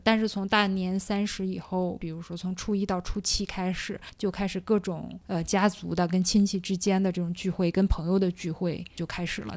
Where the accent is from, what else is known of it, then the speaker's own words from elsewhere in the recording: Northeast China, China; moved away; also born or lived in Tianjin; 因为我们东北话来说的话叫做硬菜